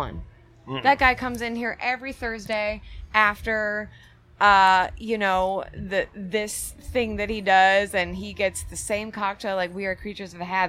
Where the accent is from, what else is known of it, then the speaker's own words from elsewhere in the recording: Peoria, Illinois, United States; moved away; I grew up in Peoria, Illinois